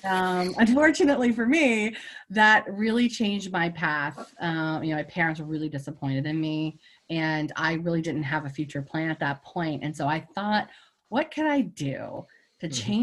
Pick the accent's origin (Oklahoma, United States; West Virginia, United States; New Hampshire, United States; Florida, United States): West Virginia, United States; Clarksburg; I am a Clarksburg, West Virginia native. And, you know, I had a really traditional, strict West Virginia upbringing